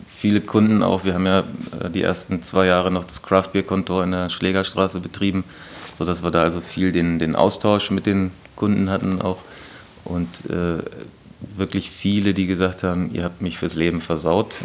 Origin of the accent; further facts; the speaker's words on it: Gifhorn, Lower Saxony, Germany; also born or lived in Berlin; now in Hannover, Germany; ich komme aus dem Raum Gifhorn. Das ist also zwischen Braunschweig und Hannover